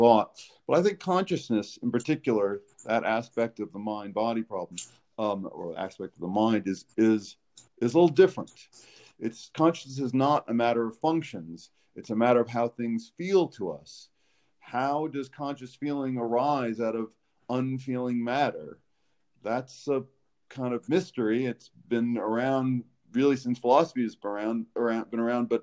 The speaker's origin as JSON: {"language": "English", "region": "New York", "country": "United States", "moved": "yes", "lives_now": "Alabama, United States", "said": "I'm from New York originally"}